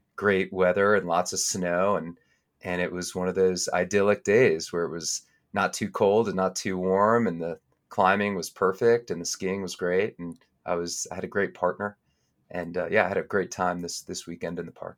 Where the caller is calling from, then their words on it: Estes Park, Colorado, United States; I'm calling in from Estes Park, Colorado, where I live, uh, with my family